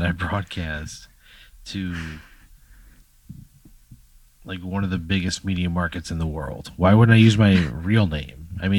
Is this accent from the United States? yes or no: yes; Maryland, United States; accent: Maryland; I live in Maryland, or I'm from the Maryland area.